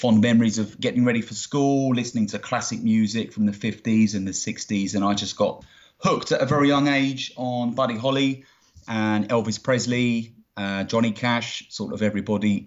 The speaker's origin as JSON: {"language": "English", "region": "Greater London", "country": "United Kingdom", "tie": "born or raised there", "moved": "yes", "lives_now": "Aylesbury, United Kingdom", "said": "I was born and raised in Greater London, so the outskirts of London in not-so-sunny England"}